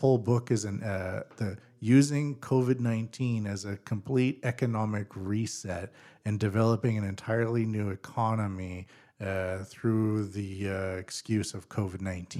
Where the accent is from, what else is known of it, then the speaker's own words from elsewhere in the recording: British Columbia, Canada; now in Japan; I'm from British Columbia, Canada